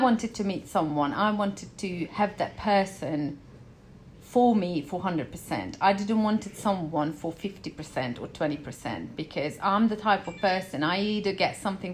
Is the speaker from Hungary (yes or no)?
yes; Hungary; moved away as an adult; I'm from Hungary. I left Hungary